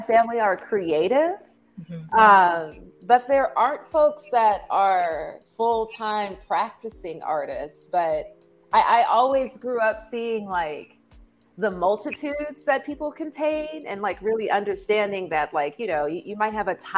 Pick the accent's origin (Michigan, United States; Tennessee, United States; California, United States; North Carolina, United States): California, United States; Los Angeles; I'm from Los Angeles as well. I'm a fourth generation Angeleno, so I have deep roots here in the city, and a lot of my work is informed by the really dope creative upbringing